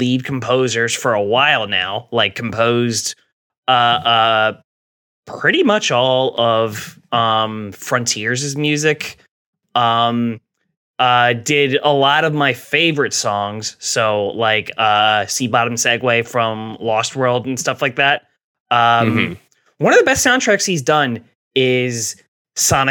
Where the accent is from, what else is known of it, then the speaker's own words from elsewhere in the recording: New Jersey, United States; accent: Jerseyisms; he knew I was from New Jersey because of the way I said the word raccoon.